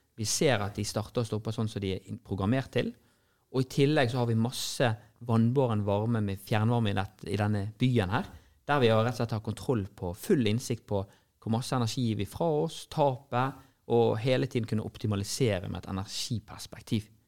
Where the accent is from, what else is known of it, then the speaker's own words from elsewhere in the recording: Norway; vi sier vi er fra Norge